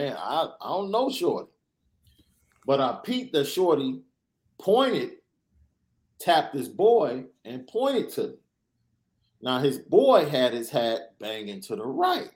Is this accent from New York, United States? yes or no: no; Chicago, Illinois, United States; I'm from Chicago